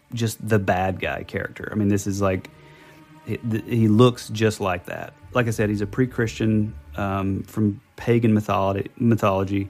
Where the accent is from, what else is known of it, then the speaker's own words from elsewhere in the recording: the South, United States; we're from the South